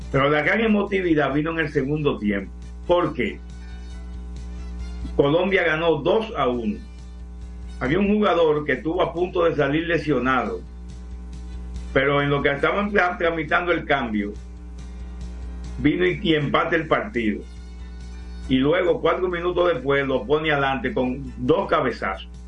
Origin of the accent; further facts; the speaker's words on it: Moca, Espaillat, Dominican Republic; also born or lived in La Vega / Puerto Plata; now in Santo Domingo, Dominican Republic; Yo nací en La Vega, viví en Puerto Plata, pero soy mocano que reside en Santo Domingo.